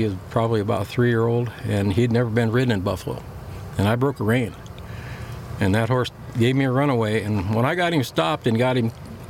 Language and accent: English; Lower Brule, South Dakota, United States; I was born and raised on Lower Brule Reservation here in South Dakota, up right against the Missouri River. And that's where I grew up, and that's where I learned how to ride. I'm from an agricultural background. My whole family is in ag.